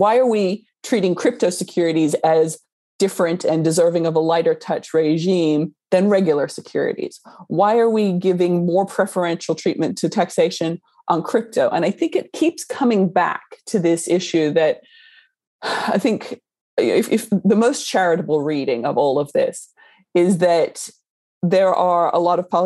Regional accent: Australia; moved away; I grew up in Australia

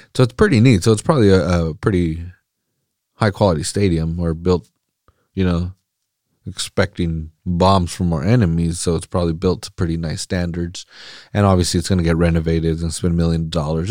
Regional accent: Salinas, California, United States; I'm from Salinas. I'm from the valley

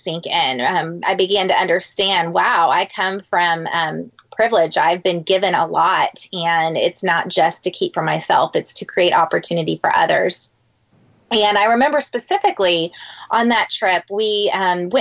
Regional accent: San Antonio, Texas, United States; I grew up in San Antonio

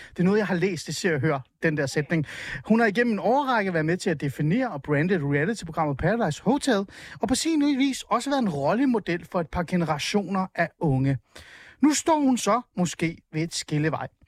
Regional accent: Hornbæk, Capital Region of Denmark, Denmark; also born or lived in Helsingør; jeg er jo fra Helsingør. Altså, i virkeligheden så er jeg fra Hornbæk, meget Nordsjælland

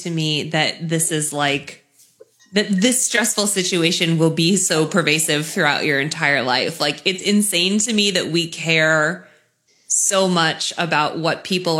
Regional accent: Boston, Massachusetts, United States; I live in like a very insular, like, East Coast. Like, this is, you know, I grew up in Boston.

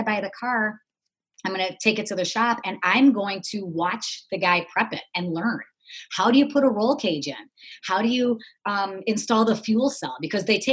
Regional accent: Detroit, Michigan, United States; I grew up in the Motor City. My dad, you know, worked at Chrysler for 40 years.

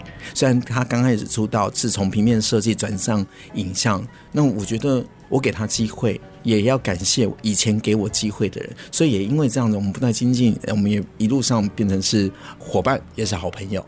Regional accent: Taipei, Taiwan; moved away as an adult; now in Taichung, Taiwan; 以前我是台北人，我在台中开始在做婚礼产业的主持人

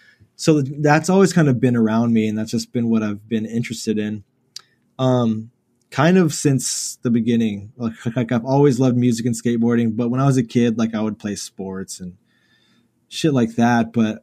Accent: Houston, Texas, United States; So I grew up kind of in like the inner city, like maybe 10 minutes from downtown. As you could see the skyline from my house and stuff.

